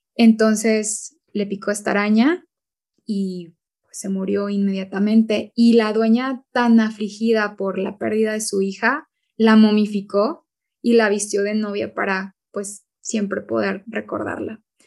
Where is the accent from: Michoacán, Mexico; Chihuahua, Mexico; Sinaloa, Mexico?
Chihuahua, Mexico; los dos somos norteños, somos de estados del norte de México, de Chihuahua y de Coahuila